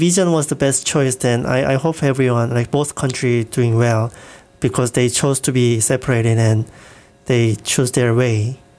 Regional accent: South Korea; I'm from Korea, and Korea also has a South and North Korea.

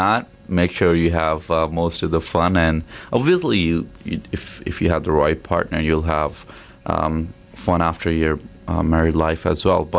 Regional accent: Jalandhar, Punjab, India; English is a second language; moved away as an adult; now in Hamilton, Canada; I started my degree in Bachelor's of Business Administration in DAV College, Jalandhar. That's my hometown.

